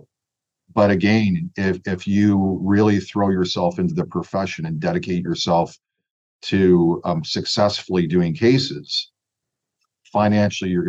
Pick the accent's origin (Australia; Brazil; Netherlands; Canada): Canada; Toronto, Ontario; I'm from Scarborough. And if you're from Scarborough, you sort of have some street smart.